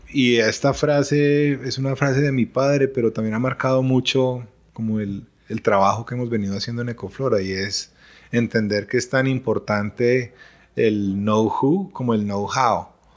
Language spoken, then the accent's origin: Spanish; Colombia